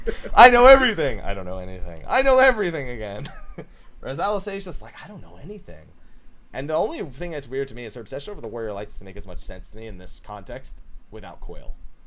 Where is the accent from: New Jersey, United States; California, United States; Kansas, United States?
New Jersey, United States; I'm from New Jersey.